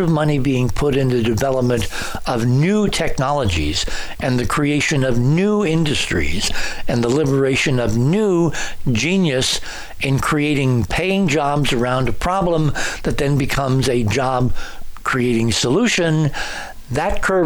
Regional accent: New England, United States; I lived it growing up in New England

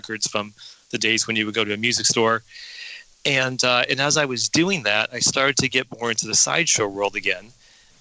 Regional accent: Denver, Colorado, United States; I grew up in Denver, Colorado

